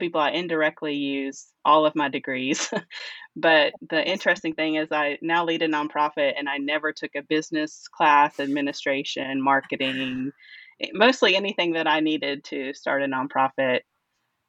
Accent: Lawrenceburg, Kentucky, United States; we moved to my hometown when I was 2. So that's really all I remember is the small town outside of Lexington, Kentucky called Lawrenceburg.

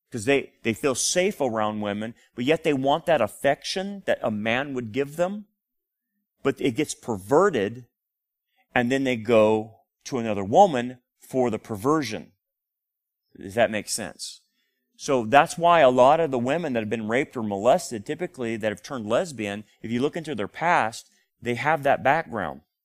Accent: Delano, California, United States; When I grew up in Delano, we had a lot of people

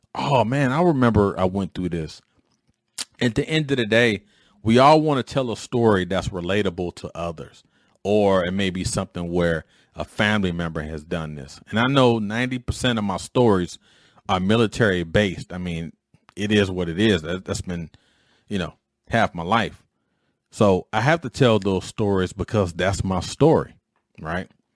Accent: Detroit, Michigan, United States; a knucklehead growing up in Detroit

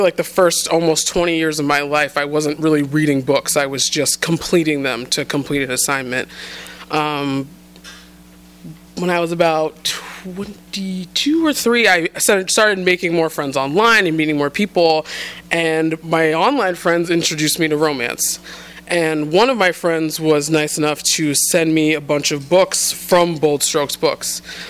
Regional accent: New England, United States; I was raised in the New England prep school set.

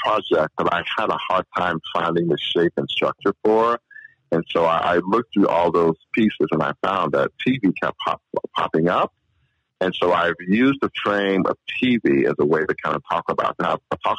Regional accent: St. Louis, Missouri, United States; moved away as an adult; also born or lived in Utah / Oklahoma / San Diego; thank you so much for having me on your program. I grew up in St. Louis.

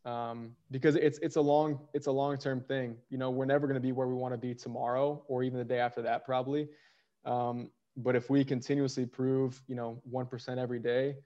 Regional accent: St. Louis, Missouri, United States; moved away as an adult; also born or lived in Poland / Austria; now in Brussels, Belgium; I grew up in St. Louis

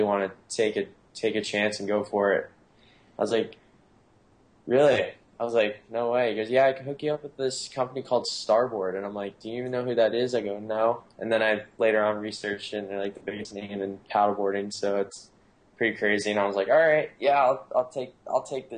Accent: Florida, United States; also born or lived in Anna Maria Island, Florida / Jupiter, Florida; now in San Clemente, United States; I'm originally from Florida, but I'm actually originally from the Gulf Coast

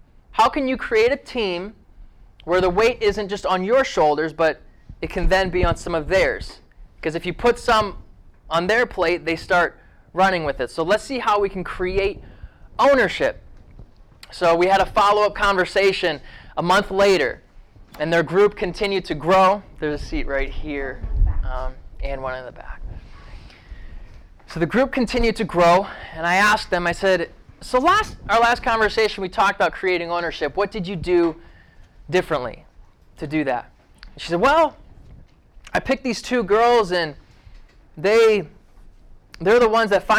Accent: Ohio, United States; I grew up in Ohio.

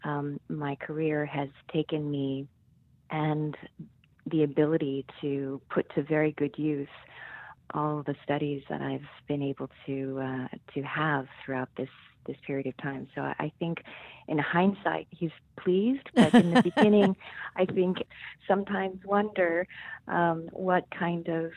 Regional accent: Seoul, South Korea; moved away as an adult; also born or lived in Norton, Massachusetts, United States; now in United States; I was born and raised in Seoul, South Korea, and I first came to this country to pursue my undergraduate studies.

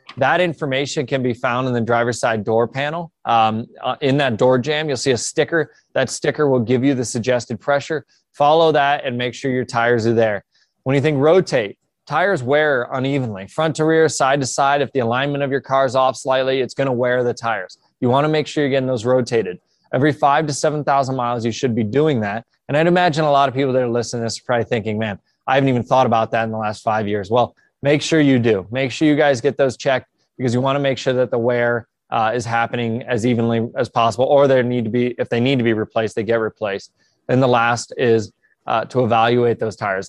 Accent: Columbus, Ohio, United States; I'm from Columbus originally, so we're back home, Mid-Ohio this weekend

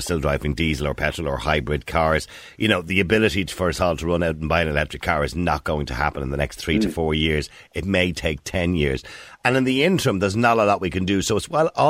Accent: Dublin, Leinster, Ireland; the concrete wall houses where I was raised in Edenmore and in corporation houses

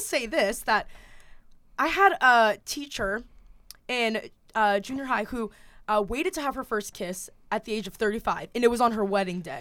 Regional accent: Kennesaw, Georgia, United States; now in Massachusetts, United States; I'm not actually from Atlanta, I'm from Kennesaw, Georgia

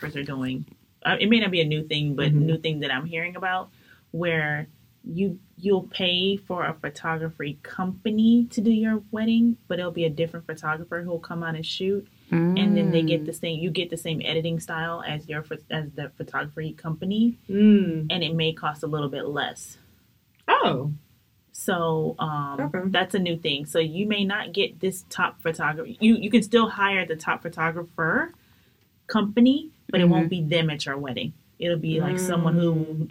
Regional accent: New York City, New York, United States; moved away; also born or lived in Atlanta, Georgia; I'm from Brooklyn, New York.

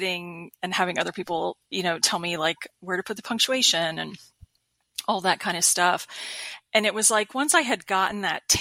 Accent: Panama City Beach, Florida, United States; moved away as an adult; also born or lived in Macon, Georgia / Atlanta, Georgia / Pensacola, Florida; moved back to my home state of Florida. I'm originally from Bay County, Florida. So Panama City Beach

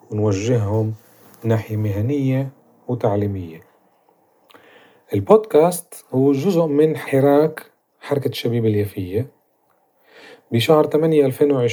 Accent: Palestine; قضايا اللي بتخصنا إحنا كمجتمع فلسطيني عن تاريخنا وحاضرنا ونذكر كمان إيه، مدننا وقرانا

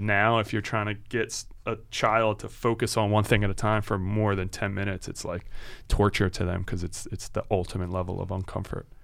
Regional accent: Philadelphia, Pennsylvania, United States; we're coming from Philly and living here our whole lives

